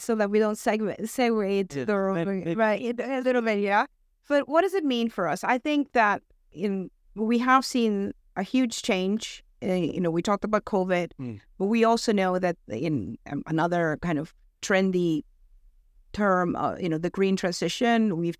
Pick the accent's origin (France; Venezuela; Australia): Venezuela; accent: American; also born or lived in United States; now in United Kingdom; I mean, I'm originally from Venezuela, so I may have lost my accent along the way because I picked up the American accent where I lived for many years. And now I've been in the UK for the last 15